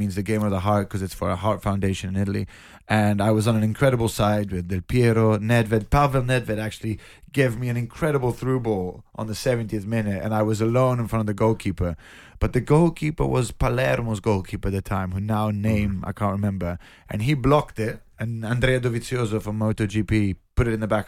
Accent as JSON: {"language": "English", "region": "London", "country": "United Kingdom", "tie": "born or raised there", "said": "I'm born and raised in London"}